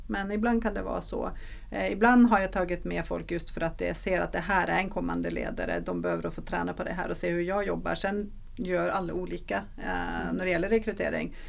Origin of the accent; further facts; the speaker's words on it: Norway; Swedish is a second language; now in Sweden; jag är norsk